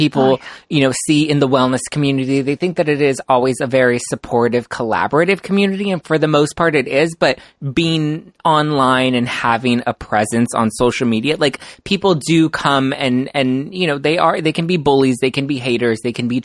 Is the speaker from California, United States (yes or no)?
yes; Los Angeles, California, United States; I grew up in Los Angeles